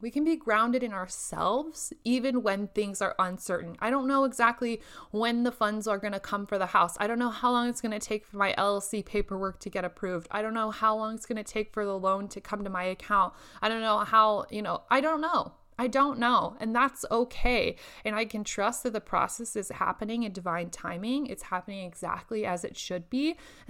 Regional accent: Indonesia; now in Lincoln, United States; during this quarantine instead of sit up in my apartment in Lincoln where it's much colder than what I am used to from Indonesia.

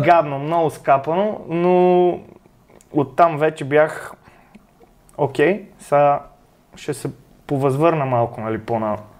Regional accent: Sofia, Sofia City, Bulgaria; от София съм.

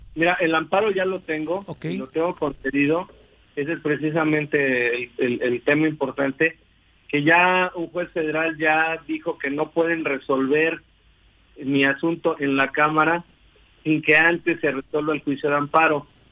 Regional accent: Cuernavaca, Morelos, Mexico; yo soy de aquí de Cuernavaca, aquí nací.

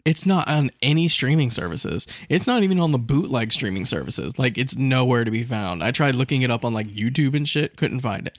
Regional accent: Central Florida, United States; I'm from Central Florida

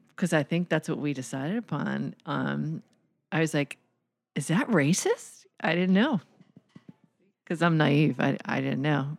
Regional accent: Philadelphia, Pennsylvania, United States; I grew up in Philadelphia, in, in the city, really, Row House, Philadelphia

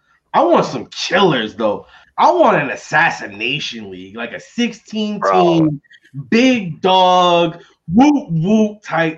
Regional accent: New York, United States; I'm from New York.

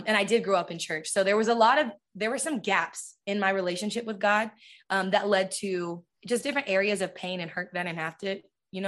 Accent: San Diego, California, United States; I'm from San Diego.

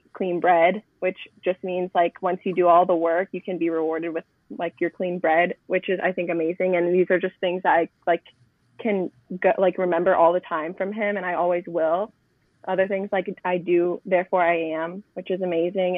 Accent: Chesapeake, Virginia, United States; now in Northern Virginia, United States; I am originally from Chesapeake, but I moved to Northern Virginia Chesapeake, Virginia. But I live in Northern Virginia now

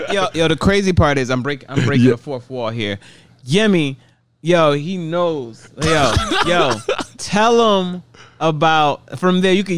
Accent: Atlanta, Georgia, United States; also born or lived in Nigeria; I was born in Atlanta, but we moved to Nigeria

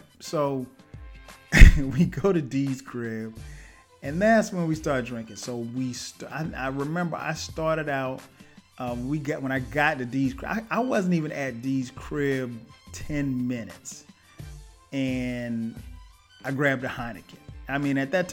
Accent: Florence, South Carolina, United States; moved away as an adult; now in Atlanta, United States; I go back home to my hometown, Florence, South Carolina.

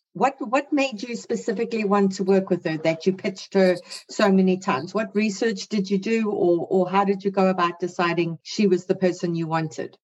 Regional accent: South Africa; now in Canada; I'm a South African who now lives in Canada

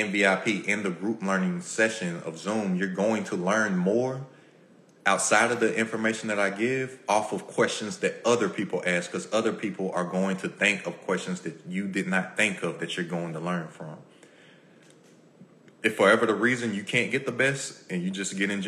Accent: Lexington, Kentucky, United States; I am from Kentucky, Lexington, Kentucky, 859

